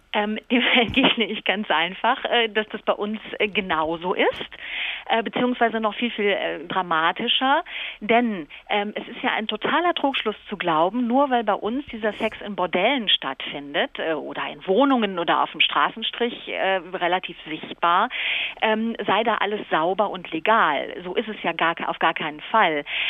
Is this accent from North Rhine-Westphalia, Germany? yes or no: yes; Cologne, North Rhine-Westphalia, Germany; bei uns in Köln